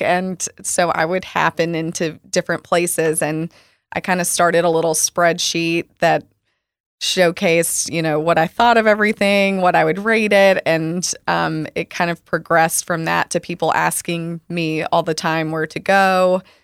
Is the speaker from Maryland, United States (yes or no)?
no; Arkansas, United States; moved away as an adult; also born or lived in Chicago; now in Dallas, United States; I grew up with in Arkansas